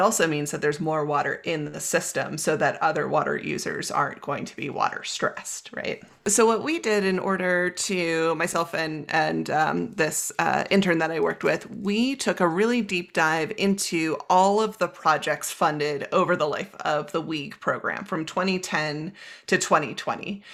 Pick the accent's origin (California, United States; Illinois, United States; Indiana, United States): California, United States; moved away as an adult; also born or lived in Pacific Northwest / Utah; now in Boulder, United States; from growing up in California to college in the Pacific Northwest, to working as a raft guide in Utah, and now living in Boulder, Colorado